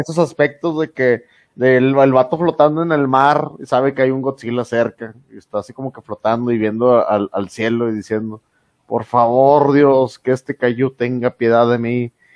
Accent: Mexico; nosotros sabemos como mexicanos

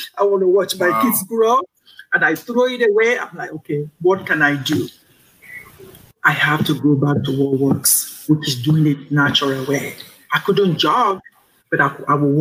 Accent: Kogi, Nigeria; my home state, Kogi

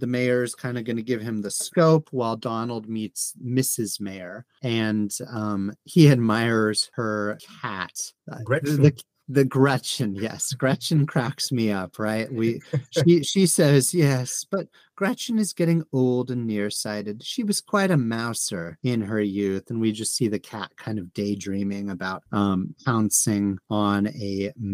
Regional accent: United States; as an American

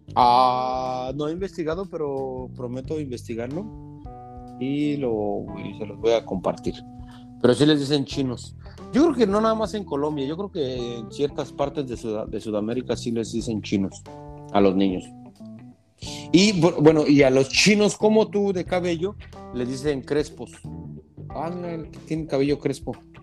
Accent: Mexico; moved away; soy de México

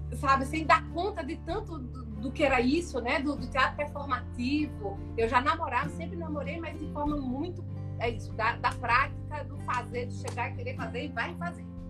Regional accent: Sergipe, Brazil; accent: sergipano; eu fico aqui, eu sou daqui, eu quero isso aqui, eu eu, eu, eu sabe, eu amo a minha terra

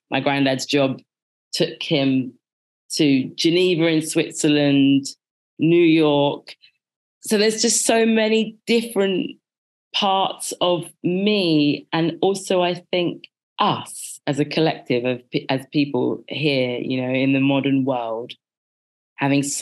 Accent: Birmingham, West Midlands, United Kingdom; born there; I was born in Birmingham, and when I conceptualize it for myself, I see me being born into something very middle. And that's because I was in the middle of England in the middle of the 80s.

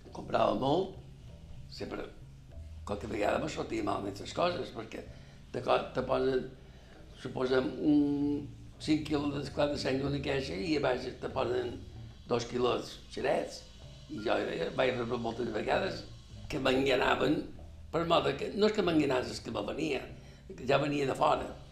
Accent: Palma, Balearic Islands, Spain; Vaig néixer 1944, el 23 d'agost. Vaig néixer a Sona Alegre

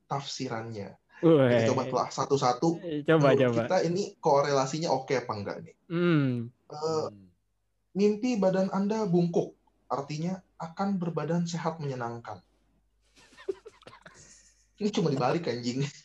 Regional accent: Bangka, Bangka Belitung Islands, Indonesia; dekat di kampung gue lah istilahnya lah di di Bangka

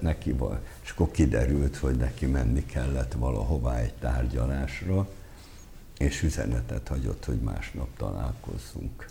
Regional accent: Abony, Pest, Hungary; én abonyi vagyok

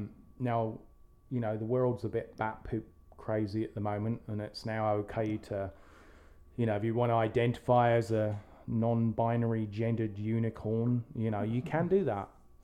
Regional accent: Texas, United States; we're from Texas, we live in Texas

